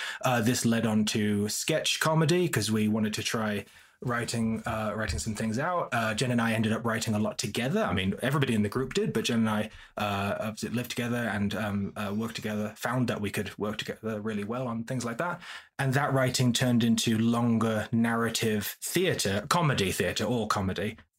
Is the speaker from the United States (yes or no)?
no; Leeds, Yorkshire and the Humber, United Kingdom; now in Oxford, United Kingdom; I'm from Leeds in the north, which is a great city